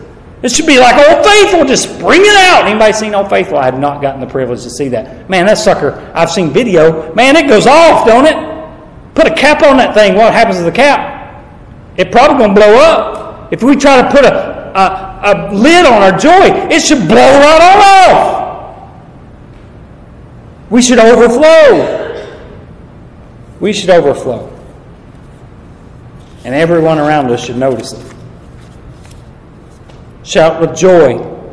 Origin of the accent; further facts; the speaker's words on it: the South, United States; I don't find it hot, but I'm from the South. This ain't hot.